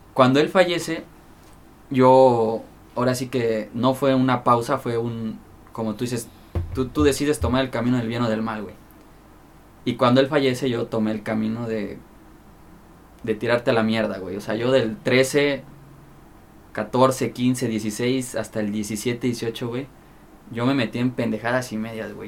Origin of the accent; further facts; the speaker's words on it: Chilpancingo, Guerrero, Mexico; la capital es Chilpancingo Los Bravos, donde es aquí su servidor.